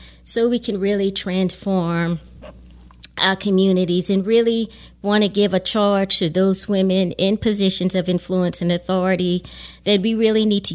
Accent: Lafayette, Louisiana, United States; now in Baton Rouge, United States; I'm from Lafayette

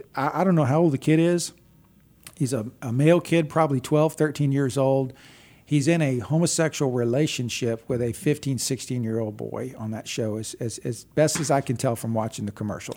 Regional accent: Texas, United States; I grew up in Texas.

